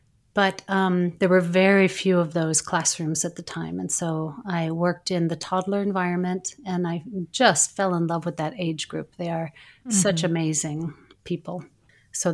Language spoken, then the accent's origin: English; United States; moved away as an adult; now in Italy; So I am originally from the United States, but I live in Italy. So I'm an expat, so to speak. I left my country for Montessori.